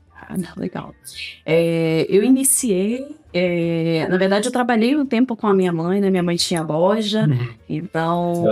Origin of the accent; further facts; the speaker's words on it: Pancas, Espírito Santo, Brazil; also born or lived in Vitória; Nasci em Pancas. Na verdade, eu nasci em Vitória e fui para Pancas com uhum. seis anos, né?